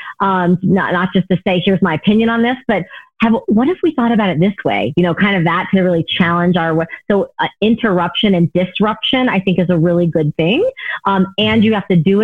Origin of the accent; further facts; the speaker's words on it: the South, United States; moved away; I grew up in the South, right, for part of my life